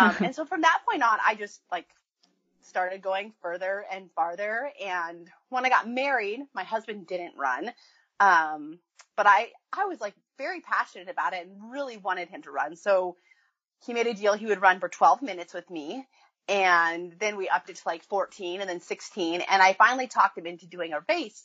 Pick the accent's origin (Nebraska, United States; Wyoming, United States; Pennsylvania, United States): Wyoming, United States; also born or lived in Iowa; now in Oregon, United States; I grew up in Wyoming, so grew up in a big family